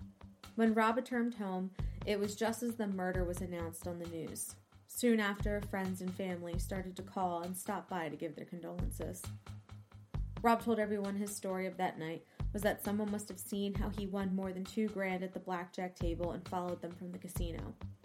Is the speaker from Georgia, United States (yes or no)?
no; New Jersey, United States; And to kick off our very first episode, we're visiting my home state of New Jersey